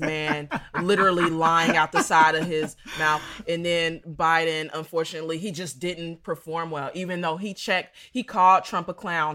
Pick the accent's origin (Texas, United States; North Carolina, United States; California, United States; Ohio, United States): Ohio, United States; Dayton; I'm from Dayton, Ohio